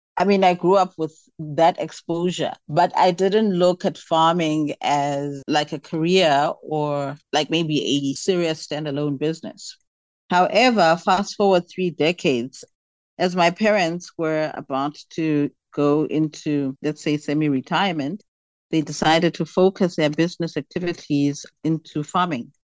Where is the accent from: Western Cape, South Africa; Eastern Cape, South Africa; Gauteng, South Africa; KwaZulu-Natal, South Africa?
Eastern Cape, South Africa; Port St. Johns; I come from Port St. John's, the old Transkei. It is now the Eastern Cape